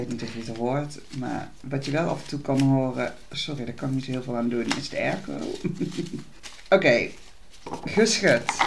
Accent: Tilburg, North Brabant, Netherlands; Ik kom uit Tilburg

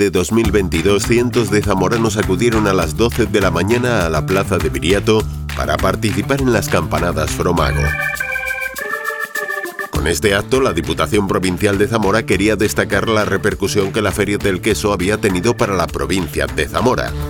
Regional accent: England, United Kingdom; Spanish is a second language; soy inglés, no hablo muy bien español.

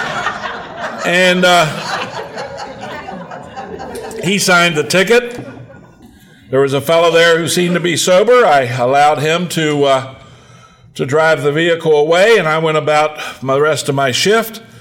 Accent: Hagerstown, Maryland, United States; my hometown of Hagerstown

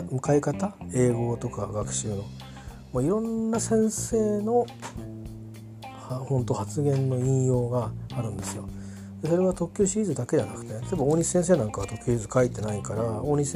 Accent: Kimitsu, Chiba, Japan; 僕小中高は千葉県君津市これ隣の市なんですけどにいたしよく富津岬までチャリ銀行でみんなでわーっと出かけていってていうのしてたし

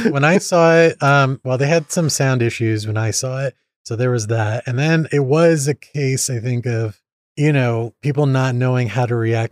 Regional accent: Indiana, United States; accent: Midwest; I'm from Indiana

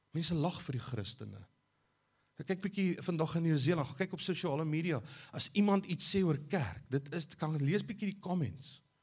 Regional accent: South Africa; ons as Afrikaners

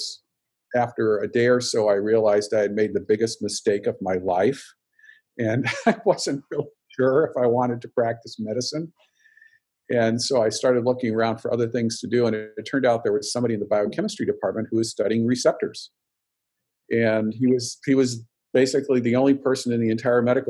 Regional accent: Montana, United States; I grew up in Montana.

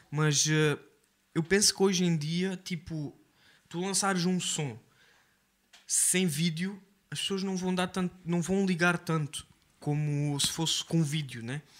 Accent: Quarteira, Algarve, Portugal; Sim, eu cresci, eu cresci em Corteira, yeah. Eu cresci em Quarteira, uh, minha mãe não é, não, é, não é portuguesa, mas eu cresci em Quarteira porque a minha mãe veio para, para Portugal muito cedo e sim, eu cresci num bairro social que é Checul

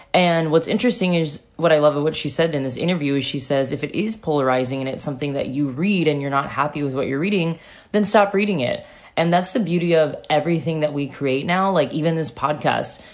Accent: Satellite Beach, Florida, United States; moved away; I grew up in Satellite Beach, Florida, a one mile beach town

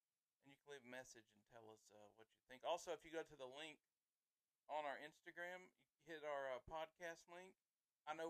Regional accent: the South, United States; we are from the South. It's where we live. It's who we are

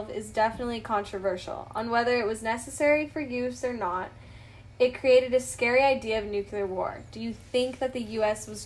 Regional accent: Washington, United States; I'm actually from Washington? Yeah. So I wow. live by Hanford.

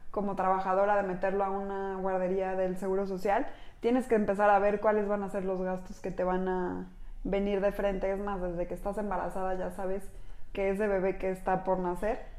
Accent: Mexico; Somos mujeres mexicanas

